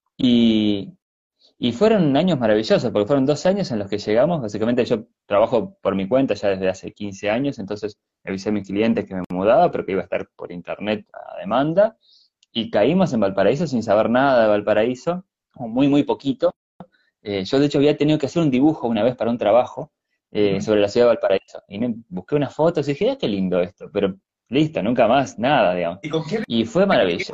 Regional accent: Argentina; also born or lived in Chile; now in Montevideo, Uruguay; yo nací en Argentina, pero vivo en Uruguay desde hace mucho tiempo

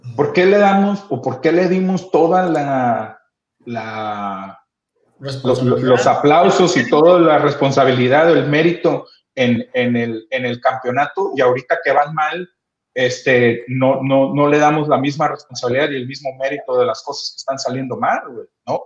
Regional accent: Mexico; nosotros como mexicanos

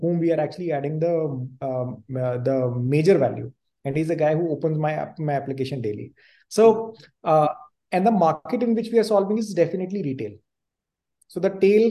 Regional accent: Punjab, India; moved away as an adult; now in Delhi NCR, India; I grew up in Punjab

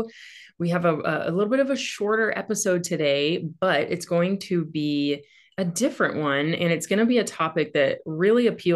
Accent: Central Valley, California, United States; moved away as an adult; also born or lived in Fremont, California; I was born in Fremont and lived like inland, you know, the Central Valley for my whole life until about 4 years ago.

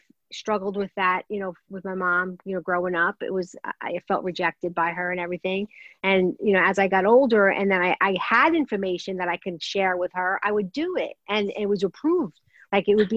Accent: New York City, New York, United States; I grew up in Brooklyn. I don't know if everybody in Brooklyn does this. Italian Brooklyn family

